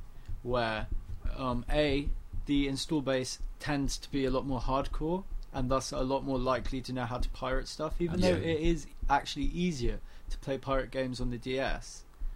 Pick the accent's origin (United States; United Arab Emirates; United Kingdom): United Arab Emirates; Dubai; And especially growing up in Dubai, where the piracy laws at the time were like fuck all